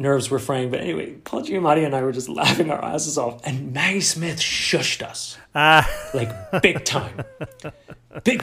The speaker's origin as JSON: {"language": "English", "region": "London", "country": "United Kingdom", "tie": "born or raised there", "also_born_or_lived": "United States", "accent": "mid-Atlantic", "moved": "yes", "said": "I was born in London, I grew up in London, and, you know, I consider myself half from there"}